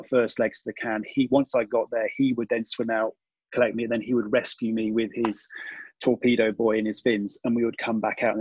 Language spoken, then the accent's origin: English; United Kingdom; we, being British